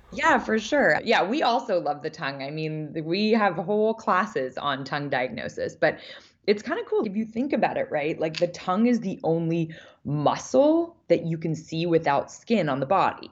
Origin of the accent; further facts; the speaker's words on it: Vancouver, British Columbia, Canada; I grew up in Vancouver, Canada